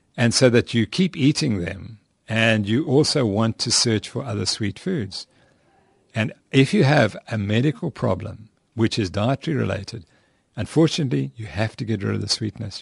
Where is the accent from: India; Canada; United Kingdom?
United Kingdom; England; where I come from, because I'm from England